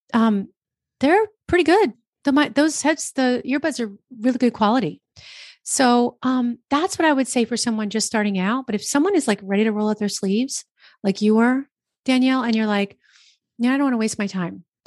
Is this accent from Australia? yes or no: no; New Jersey, United States; I'm from New Jersey